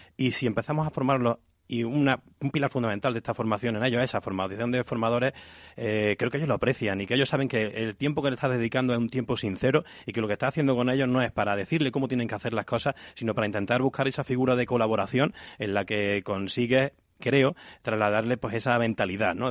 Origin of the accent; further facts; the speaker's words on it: Cabra, Andalusia, Spain; no en mi Córdoba natal, sino en mi Cabra natal, que soy de, Cabra, de este pueblo.